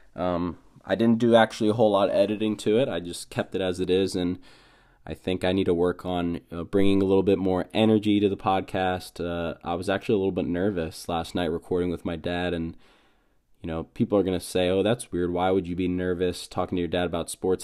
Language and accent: English; Frederick, Maryland, United States; I grew up in Frederick, Maryland, went to Tuscarora High School